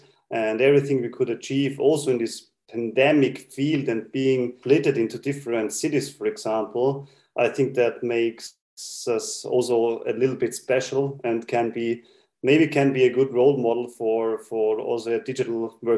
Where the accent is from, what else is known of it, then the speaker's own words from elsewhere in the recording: Austria; So I'm from Austria